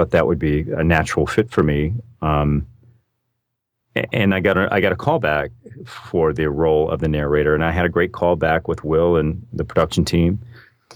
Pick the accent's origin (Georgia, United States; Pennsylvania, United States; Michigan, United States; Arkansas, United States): Arkansas, United States; moved away as an adult; I grew up in Arkansas